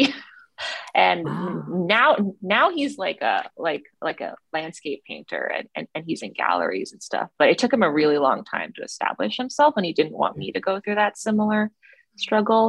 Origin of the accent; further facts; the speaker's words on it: Toronto, Ontario, Canada; also born or lived in China; I grew up in Toronto, Canada. My parents immigrated from China when I was 2 years old.